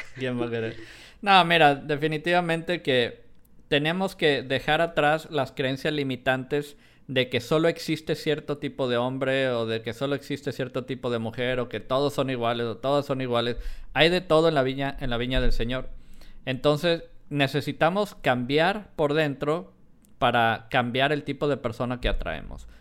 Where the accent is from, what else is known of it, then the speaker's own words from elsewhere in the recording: Colima, Mexico; also born or lived in Guadalajara; yo nací en Guadalajara, a pesar que viví muchos años en, Colima